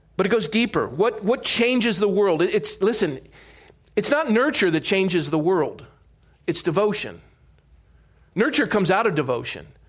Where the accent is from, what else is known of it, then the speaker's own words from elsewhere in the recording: Coronado, California, United States; growing up in Coronado